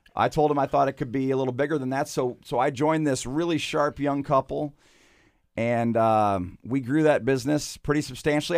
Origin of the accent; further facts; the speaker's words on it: Michigan, United States; moved away as an adult; also born or lived in Lynchburg, Virginia; I was born and raised in Michigan